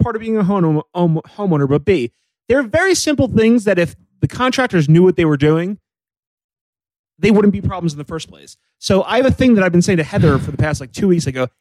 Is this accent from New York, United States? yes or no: yes; New York City, New York, United States; being a New Yorker